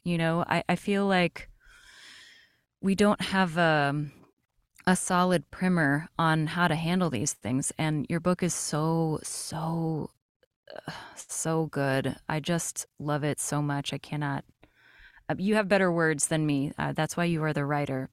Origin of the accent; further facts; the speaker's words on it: Brazil; now in United States; I am an immigrant. I was born in Brazil, and then I came to the United States